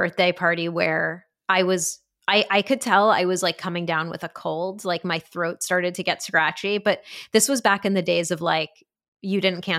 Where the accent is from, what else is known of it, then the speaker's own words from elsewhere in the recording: New Haven, Connecticut, United States; No, I did. I grew up in New Haven.